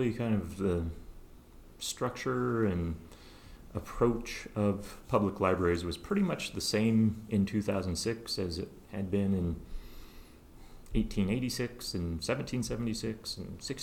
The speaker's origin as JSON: {"language": "English", "town": "Kettle Falls", "region": "Washington", "country": "United States", "tie": "born or raised there", "also_born_or_lived": "Seattle", "lives_now": "Spokane, United States", "said": "Eastern Washington boy. I grew up in Kettle Falls up here north of town"}